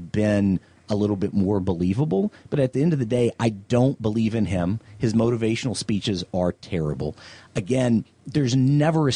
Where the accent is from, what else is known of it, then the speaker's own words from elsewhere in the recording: the South, United States; being a guy from the South